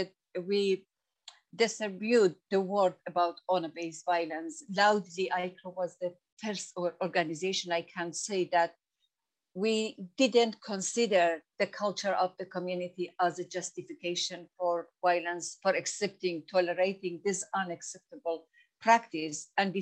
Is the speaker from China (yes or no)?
no; Iran; English is a second language; now in United Kingdom; Women like myself, I came from Iran and I had no any rights there.